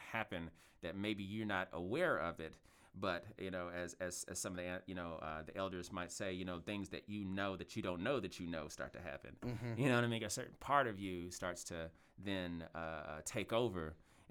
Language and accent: English; Louisville, Kentucky, United States; I was born in South Louisville, but I lived a lot of my life in West Louisville, and I've lived just about everywhere in Louisville.